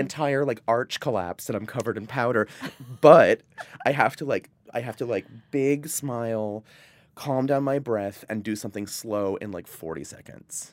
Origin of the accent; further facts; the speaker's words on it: Providence, Rhode Island, United States; also born or lived in Vermont; I was born in Vermont, but I grew up in Providence, Rhode Island.